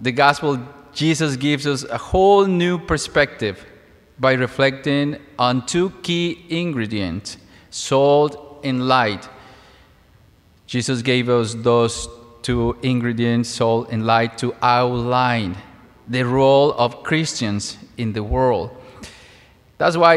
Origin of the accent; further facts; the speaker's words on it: Mexico; moved away; As a child, I lived in a small town in Mexico. I'm originally from Mexico